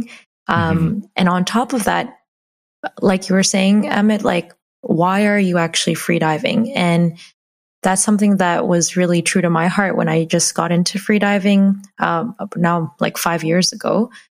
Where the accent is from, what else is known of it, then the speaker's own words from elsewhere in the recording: Hamilton, Ontario, Canada; I was born in Hamilton, Ontario in Canada.